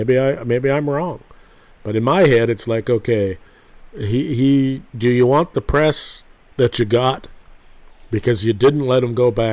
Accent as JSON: {"language": "English", "country": "Canada", "said": "I'm a Canadian"}